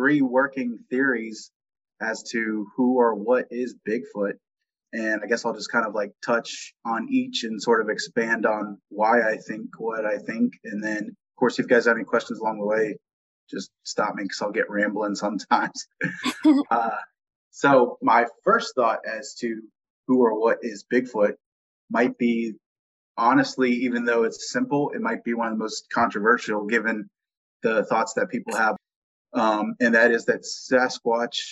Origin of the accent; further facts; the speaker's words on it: Virginia, United States; I'm from, born and raised in Virginia